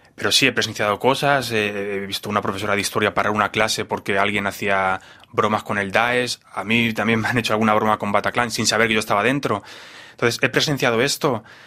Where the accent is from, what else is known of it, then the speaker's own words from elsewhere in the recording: Spain; moved away; yo vengo de España, donde, donde es un país totalmente bipolar